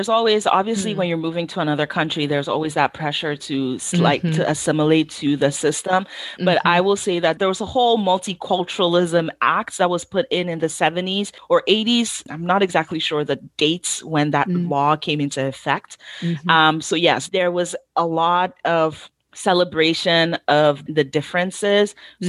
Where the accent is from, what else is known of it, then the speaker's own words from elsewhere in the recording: Ghana; if I, God forbid, I say I'm a Ghanaian and I'm making jollof Nigerian style, I know that there are going to be a lot of Nigerians who are going to be in my comments saying, why is there a Ghanaian making Nigerian jollof?